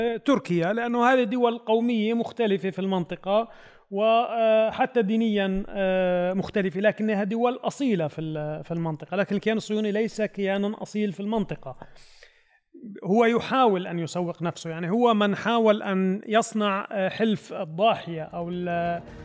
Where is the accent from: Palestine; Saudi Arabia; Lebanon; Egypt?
Palestine